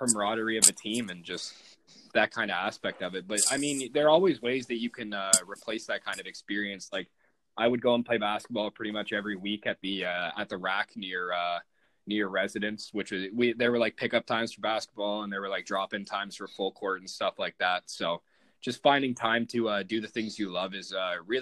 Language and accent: English; Burlington, Ontario, Canada; I'm from Burlington